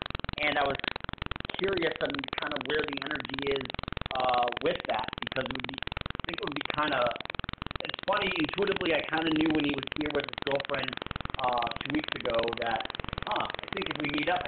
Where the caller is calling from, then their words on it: Las Vegas, Nevada, United States; I'm in Las Vegas.